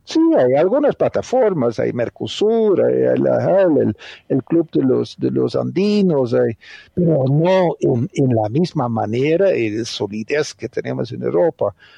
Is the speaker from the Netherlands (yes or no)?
yes; Netherlands; Spanish is a second language; moved away as an adult; also born or lived in Colombia / Brazil / Argentina; now in Cali, Colombia; soy un, holandés agroeconomista de origen